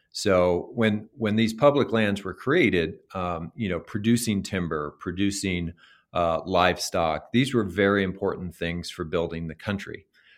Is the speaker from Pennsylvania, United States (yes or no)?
no; New Mexico, United States; And when you go out in a state like Montana or Idaho or Colorado or my home state of New Mexico